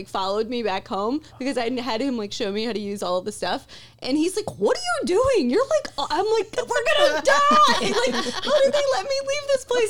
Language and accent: English; Tennessee, United States; now in South Florida, United States; I was from Tennessee, I thought it was a mouse, but I live in South Florida now